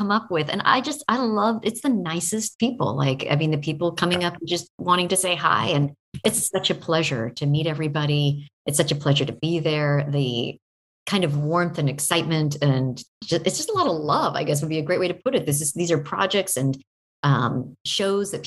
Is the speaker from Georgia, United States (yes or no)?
no; Oregon, United States; I grew up in Oregon